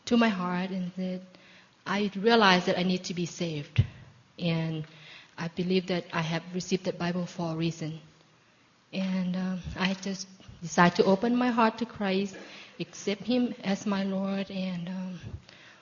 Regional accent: Thailand; moved away as an adult; I was born in Thailand, and growing up with a very mild Buddhist family

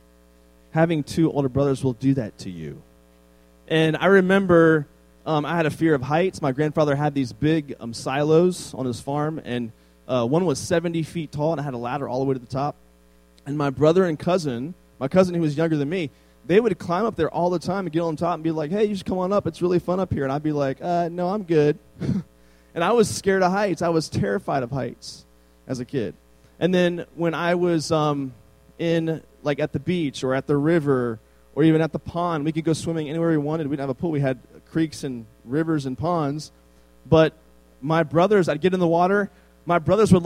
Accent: Northern Virginia, United States; It's a really small, like, farming town in Virginia, Northern Virginia.

